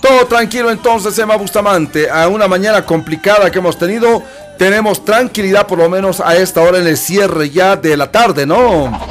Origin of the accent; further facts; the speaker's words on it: Bolivia; Somos bolivianos